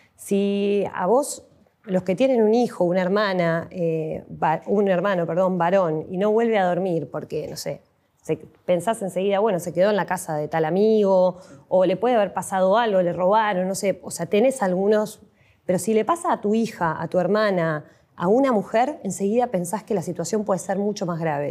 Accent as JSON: {"language": "Spanish", "town": "La Plata", "region": "Buenos Aires Province", "country": "Argentina", "tie": "born or raised there", "said": "nacimos acá en La Plata, vivimos toda la vida en Tolosa."}